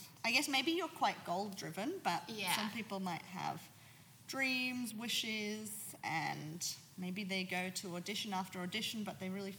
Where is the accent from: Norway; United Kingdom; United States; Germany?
Germany; Berlin; you're coming to my hometown, Berlin.